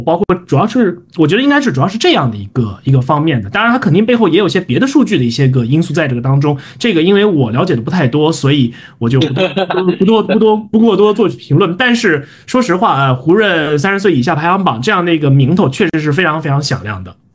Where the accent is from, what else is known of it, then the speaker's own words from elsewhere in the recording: Fuzhou, Fujian, China; now in Beijing, China; 我的老家和你隔了大概也就两个小时左右，然后我是福州人